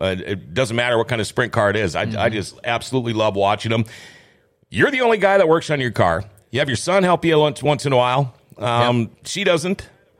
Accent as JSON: {"language": "English", "town": "Thief River Falls", "region": "Minnesota", "country": "United States", "tie": "born or raised there", "said": "Thief River, it's my hometown."}